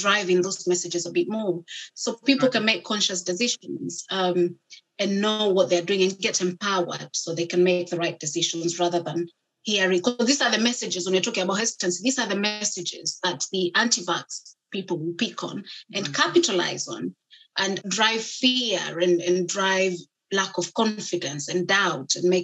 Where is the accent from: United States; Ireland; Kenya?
Kenya; moved away; I grew up in Kenya